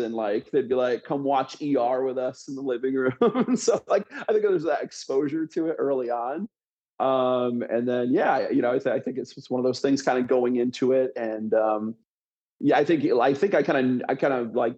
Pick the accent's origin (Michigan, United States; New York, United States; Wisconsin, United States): Michigan, United States; Grand Rapids; moved away as an adult; also born or lived in Washington; I grew up in Western Michigan in the suburbs of Grand Rapids, Michigan. So that's kind of born and raised there